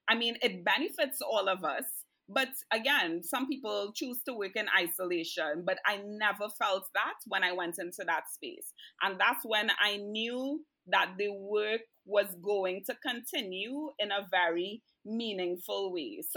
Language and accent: English; Canada; also born or lived in Trinidad and Tobago; I'm Canadian and I'm Trini.